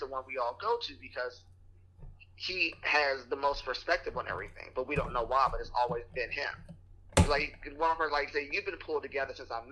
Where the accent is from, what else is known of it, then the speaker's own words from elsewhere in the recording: Washington, District of Columbia, United States; I'm like, from Washington, D.C. originally